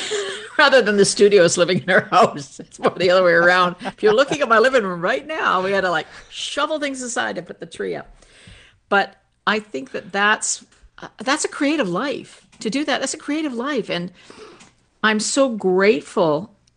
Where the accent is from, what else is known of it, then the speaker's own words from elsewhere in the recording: Canada; Well, thankfully, being Canadian, there's no comfort out there left for us.